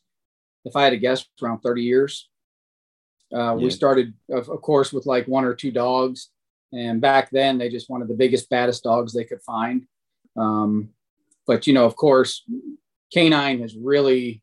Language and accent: English; Sterling Heights, Michigan, United States; now in Gwinnett County, Georgia, United States; I grew up in Metro Detroit. Sterling Heights was the city I've actually grew up